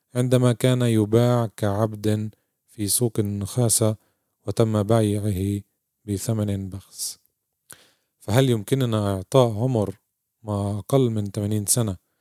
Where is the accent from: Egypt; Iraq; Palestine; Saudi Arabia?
Palestine